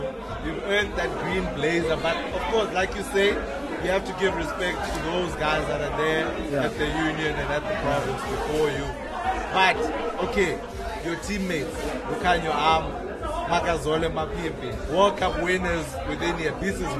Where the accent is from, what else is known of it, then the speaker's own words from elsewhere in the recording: London, United Kingdom; My hometown is London.